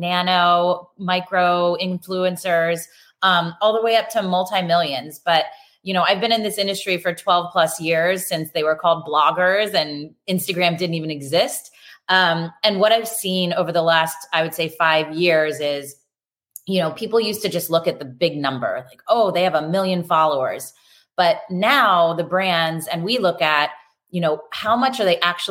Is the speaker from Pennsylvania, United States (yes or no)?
yes; York, Pennsylvania, United States; moved away as an adult; also born or lived in Philadelphia, Pennsylvania; now in Los Angeles, United States; I grew up in Pennsylvania, York, Pennsylvania